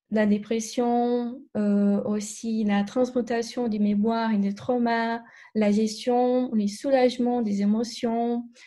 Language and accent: French; Brazil; French is a second language; Je suis brésilienne, je, n'avais pas dit, mais peut-être mon, mon accent.